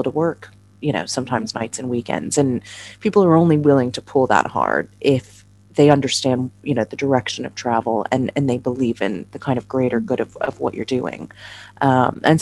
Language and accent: English; United States; moved away as an adult; now in London, United Kingdom; I'm obviously an American